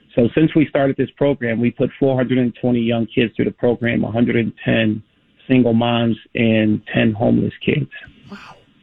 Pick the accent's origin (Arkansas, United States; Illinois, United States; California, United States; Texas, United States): Illinois, United States; Chicago; I was born and raised in Cabrini and lived there my entire life